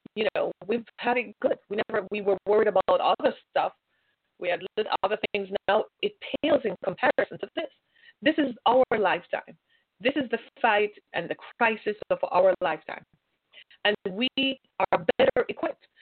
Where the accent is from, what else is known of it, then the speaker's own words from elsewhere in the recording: United States; We're American